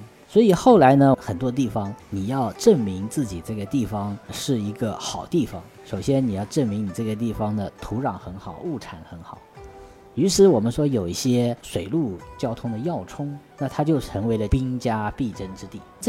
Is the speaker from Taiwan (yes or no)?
no; China; 地理啊，其实我们中国人对于地理最早叫禹贡九州。